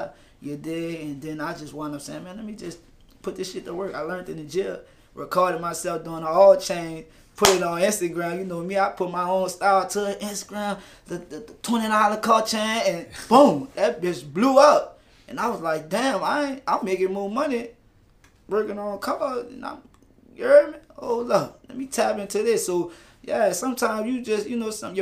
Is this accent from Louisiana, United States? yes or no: yes; New Orleans, Louisiana, United States; I'm from Algiers